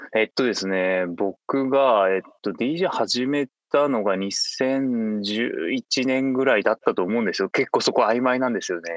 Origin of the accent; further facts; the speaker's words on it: Fukuoka, Japan; 地元の福岡で